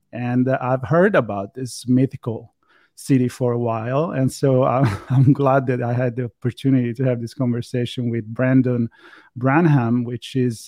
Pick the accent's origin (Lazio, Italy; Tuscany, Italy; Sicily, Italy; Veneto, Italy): Tuscany, Italy; Florence; now in Los Angeles, United States; So I come from Europe, from Florence